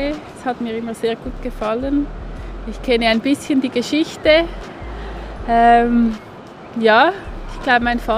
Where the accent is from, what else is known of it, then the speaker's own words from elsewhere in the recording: Zurich, Switzerland; ich komme aus Zürich.